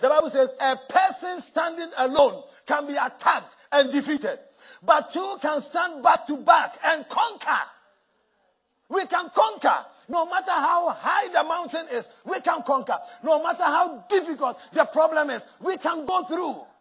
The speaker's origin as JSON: {"language": "English", "town": "Accra", "region": "Greater Accra", "country": "Ghana", "tie": "born or raised there", "moved": "yes", "said": "where I grew up in Mamobi Nima"}